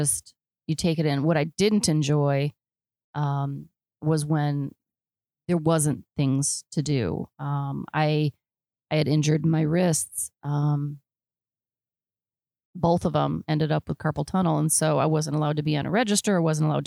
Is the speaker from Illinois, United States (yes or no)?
yes; Illinois, United States; I'm from Illinois